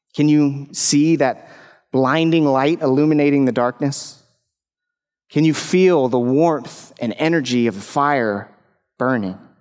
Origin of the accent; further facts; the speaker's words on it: Rockport, Texas, United States; I grew up in Rockport on the Texas coast